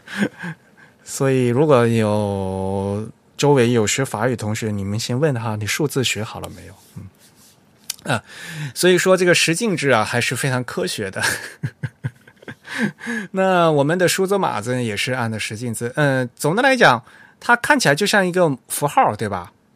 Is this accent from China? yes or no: yes; China; 我们中国人